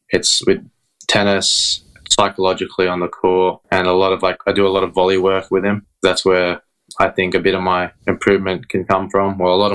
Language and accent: English; Sydney, New South Wales, Australia; also born or lived in Iba, Zambales, Philippines; I was originally born in the Philippines in Ibo Zambales. And then when I was 6 months old, I think Dad and Mum decided they wanted to live in Australia. All of us, we all came here.